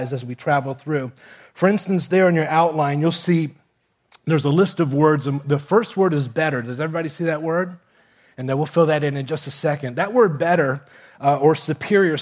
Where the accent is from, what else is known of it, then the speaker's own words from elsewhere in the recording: Miami, Florida, United States; also born or lived in Kentucky; I grew up in Miami, here in South Florida